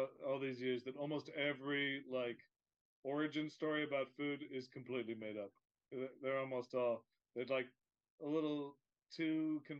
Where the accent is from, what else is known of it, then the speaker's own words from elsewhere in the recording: Westchester, New York, United States; I grew up in Westchester